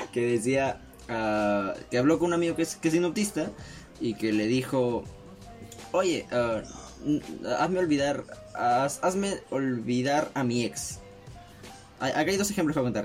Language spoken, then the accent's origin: Spanish; Lima, Peru; somos parte de, este, de este clan marrón del lado norte de Lima, bueno, centro, Los Olivos es centro